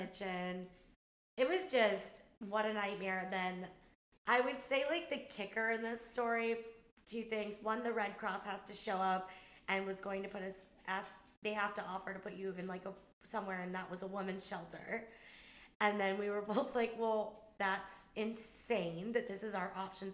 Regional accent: California, United States; moved away as an adult; also born or lived in New York; I was like from California

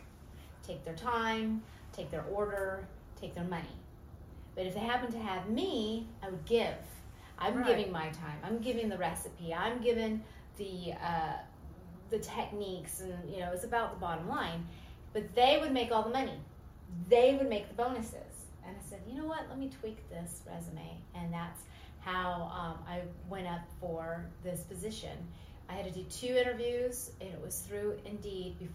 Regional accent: Los Angeles, California, United States; now in Memphis, United States; I'm an LA girl, and I love the grit here

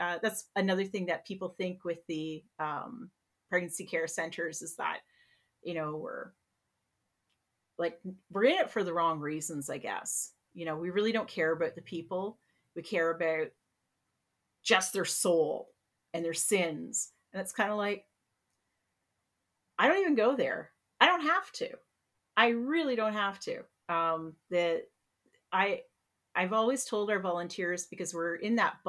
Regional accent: Peterborough, Ontario, Canada; I'm from Peterborough, we're all pretty white

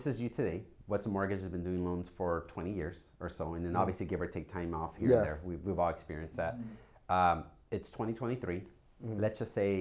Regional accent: Anaheim, California, United States; I grew up a lot in the OC. I grew up in Anaheim.

